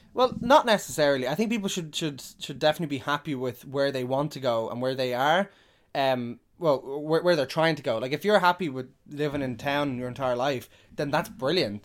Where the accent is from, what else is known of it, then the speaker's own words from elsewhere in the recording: Drogheda, Leinster, Ireland; also born or lived in Dublin; I'm from Dublin, but I grew up in, in, in Drogheda